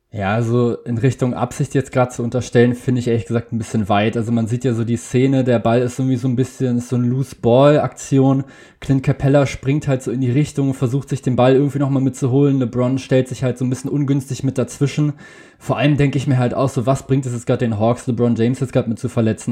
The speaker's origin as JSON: {"language": "German", "region": "Berlin", "country": "Germany", "said": "ich komme aus Berlin"}